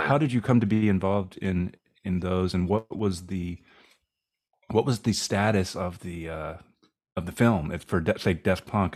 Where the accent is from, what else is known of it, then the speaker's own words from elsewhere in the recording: East Coast, United States; growing up, for me, growing up on the East Coast